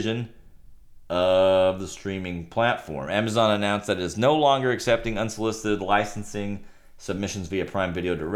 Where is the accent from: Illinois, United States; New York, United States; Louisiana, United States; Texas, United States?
Texas, United States; Rio Grande Valley; I'm from the Rio Grande Valley